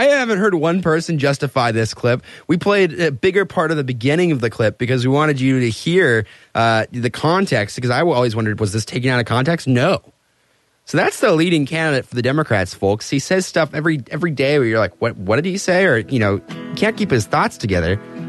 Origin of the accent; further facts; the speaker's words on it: Austria; You know, I came from Austria.